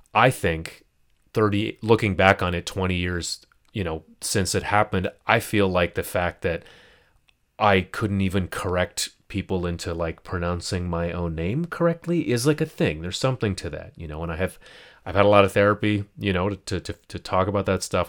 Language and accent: English; United States; as a Pakistani, as a Muslim, as an American, first generation